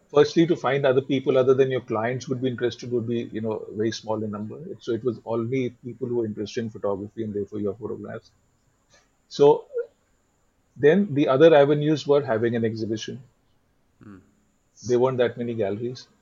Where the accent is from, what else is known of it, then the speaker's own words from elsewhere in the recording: Delhi, India; also born or lived in Mumbai; I was brought up in Delhi, and I've worked in Delhi and Bombay in advertising